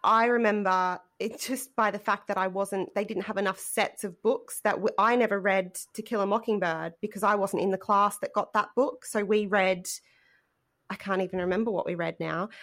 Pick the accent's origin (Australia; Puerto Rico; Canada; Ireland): Australia; we as Australian students